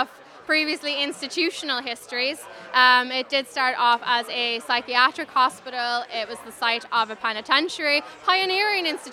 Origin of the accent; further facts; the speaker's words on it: Donegal, Ulster, Ireland; moved away as an adult; I'm born and bred in Donegal and came to college